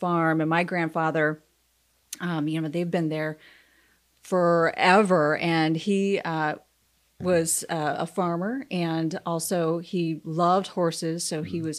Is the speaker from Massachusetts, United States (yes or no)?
no; Milledgeville, Illinois, United States; now in Ocala, United States; I am the sixth generation to grow up in Milledgeville, Illinois